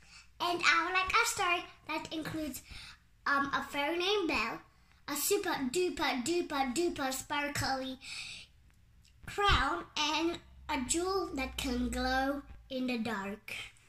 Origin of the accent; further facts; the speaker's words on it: Barcelona, Catalonia, Spain; I'm from Barcelona, Spain. I'm 4 years old, turning 5 in April 20th.